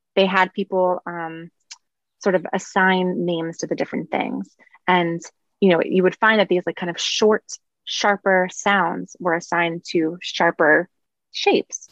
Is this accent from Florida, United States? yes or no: no; New York City, New York, United States; I grew up in Brooklyn